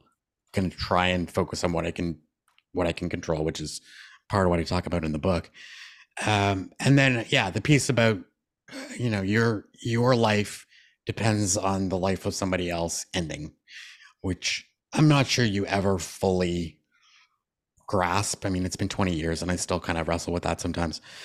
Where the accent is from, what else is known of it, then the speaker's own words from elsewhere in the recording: Canada; I'm a Canadian all the time.